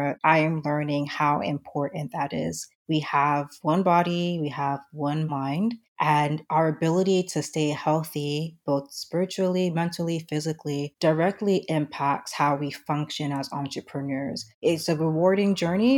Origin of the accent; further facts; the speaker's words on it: United States; moved away; also born or lived in Nigeria; I was born and raised in the United States